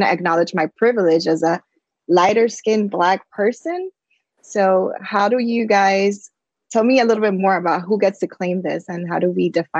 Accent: Dominican Republic; I was born in Dominican Republic, and I also identify as Afro-Latina

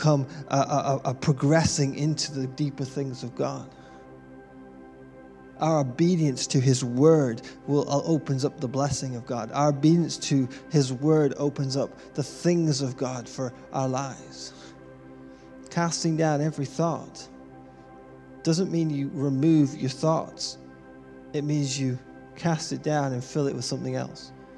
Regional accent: United Kingdom; being British born

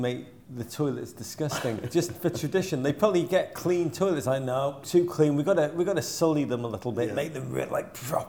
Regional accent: Liverpool, North West England, United Kingdom; moved away; But we're podding from Liverpool, city of... Rog. My birth.

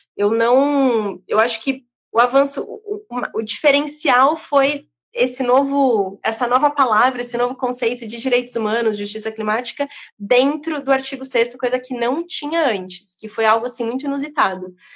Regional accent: Brazil; estar ali como brasileira

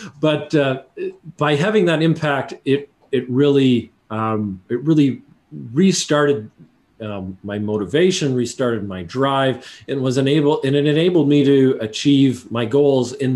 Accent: Canada; I'm a Canadian

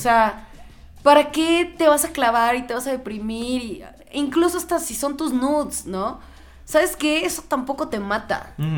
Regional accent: Mexico; soy súper mexa

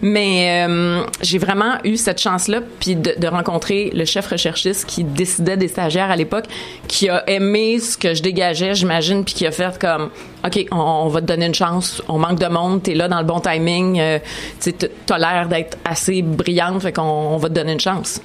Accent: Montreal, Quebec, Canada; je suis une fille de Chalaga Maisonneuve, born, raised

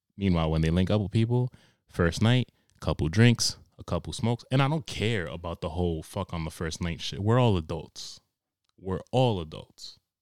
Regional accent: New York, United States; now in Cranston, United States; I'm originally from New York

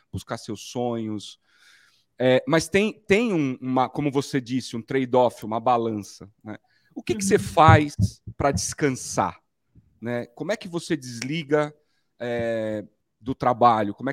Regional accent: Rio de Janeiro, Brazil; Eu sou arroz de fé. Eu sou carioca.

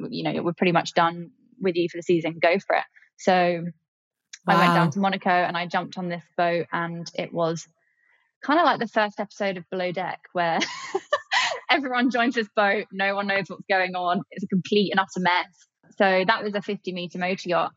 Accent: Kent, South East England, United Kingdom; I grew up in Kent, not near the beach

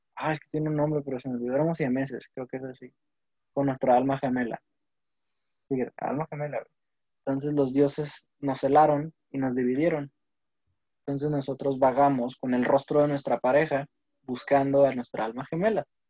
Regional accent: Mexico; al menos como mexicanos

